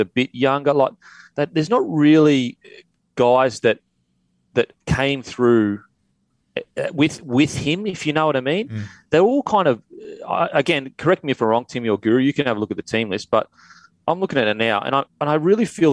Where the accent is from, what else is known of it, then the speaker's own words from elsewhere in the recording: Queensland, Australia; as a Queenslander